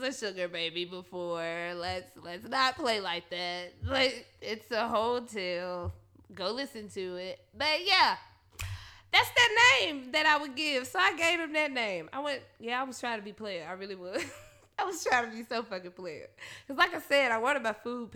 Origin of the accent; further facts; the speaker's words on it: Memphis, Tennessee, United States; now in Nashville, United States; I'm from Memphis